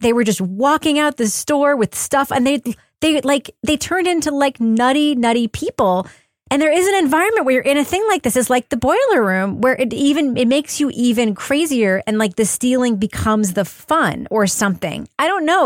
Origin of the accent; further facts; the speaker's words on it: Long Island, New York, United States; I worked for this insane chain of pet stores when I was growing up on Long Island